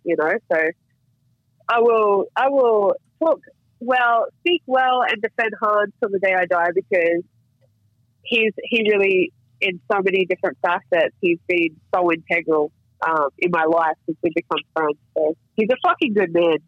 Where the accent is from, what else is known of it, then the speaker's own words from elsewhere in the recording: Cairns, Queensland, Australia; now in United States; they're from where where I was born, like where I'm from